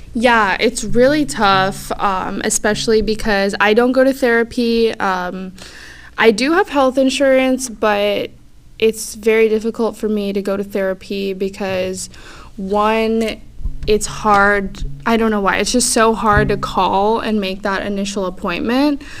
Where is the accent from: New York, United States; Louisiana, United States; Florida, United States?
Florida, United States; Clearwater; also born or lived in St. Petersburg, Florida; I grew up in Clearwater